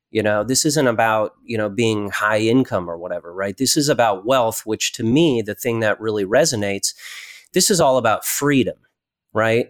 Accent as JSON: {"language": "English", "region": "Connecticut", "country": "United States", "tie": "born or raised there", "said": "I grew up in Connecticut"}